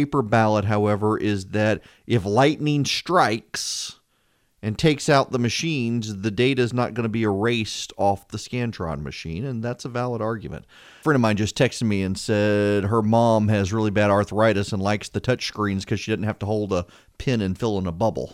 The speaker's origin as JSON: {"language": "English", "region": "Louisiana", "country": "United States", "moved": "yes", "said": "I'm from Louisiana"}